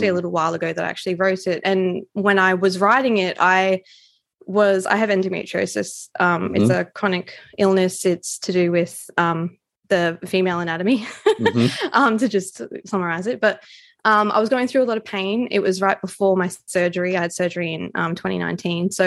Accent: Australia; as an Australian author

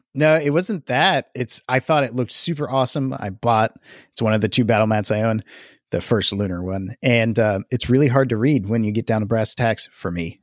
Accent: the South, United States; I'm from the South

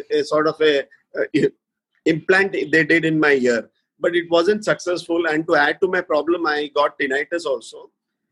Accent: Mumbai, Maharashtra, India; I'm basically from born and brought up in Bombay

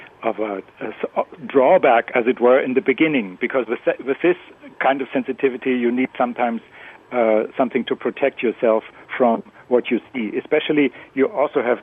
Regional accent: Germany; first language German; English is a second language; moved away; I've just back from Germany. I spoke German, my native language

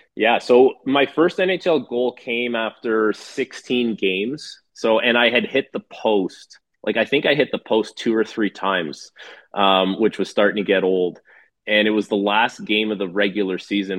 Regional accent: Toronto, Ontario, Canada; in my hometown

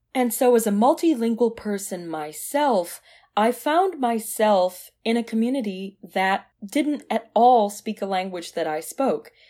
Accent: Dearborn, Michigan, United States; moved away; I grew up in Dearborn, Michigan

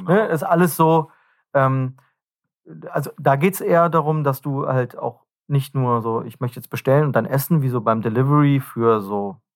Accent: North Rhine-Westphalia, Germany; wenn wir uns mal als äh, Rheinländer bezeichnen

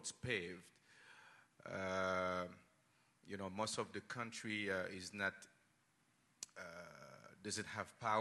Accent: Haiti; moved away as an adult; now in United States; So I was born in Haiti.

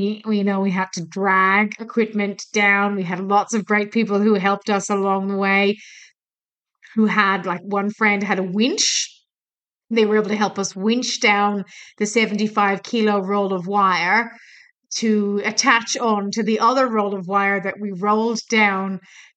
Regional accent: Ireland; now in Australia; I'm from Ireland

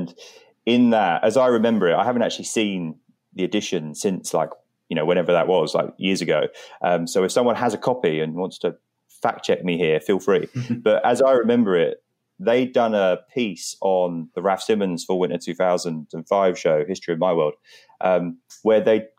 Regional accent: St Albans, East of England, United Kingdom; I grew up in St. Albans, which is essentially just outside of North London. It's kind of like a suburb that kind of has all of the London suburb culture around it.

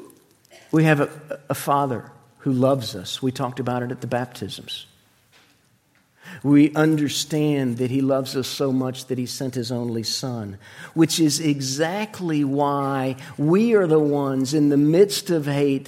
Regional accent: Florida, United States; moved away; When I was a little boy, we grew up in Florida

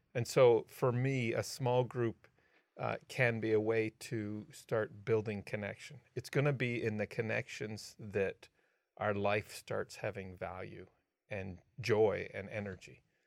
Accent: Canada; I'm a Canadian

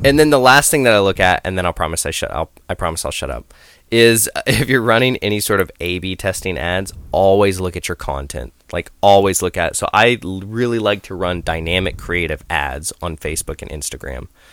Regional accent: Idaho, United States; moved away; I grew up in Idaho

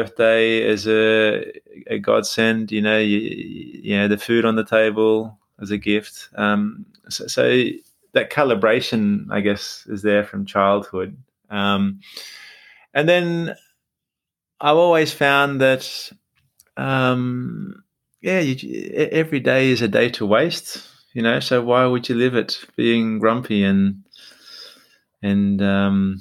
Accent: Australia; I'm Australian, and when they moved from Turkey to Australia

